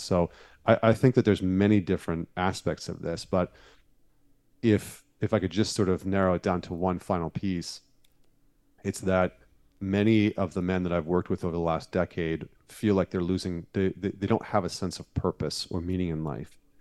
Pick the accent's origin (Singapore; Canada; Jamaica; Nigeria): Canada; Northern Alberta; now in United States; I grew up in Northern Alberta